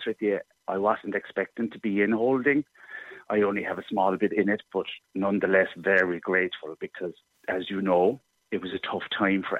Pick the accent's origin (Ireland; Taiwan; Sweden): Ireland; Cobh, Munster; also born or lived in Cork; I love my home city, and I love my hometown of Cove